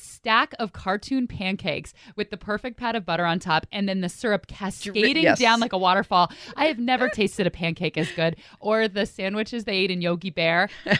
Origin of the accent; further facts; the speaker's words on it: Bay Area, California, United States; I grew up in the Bay Area